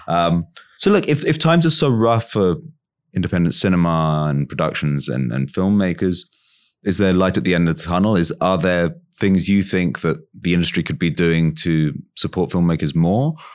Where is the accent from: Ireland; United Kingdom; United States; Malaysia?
United Kingdom; London; When I was growing up in London, around kind of nine ninety-five, I was like twelve, thirteen or something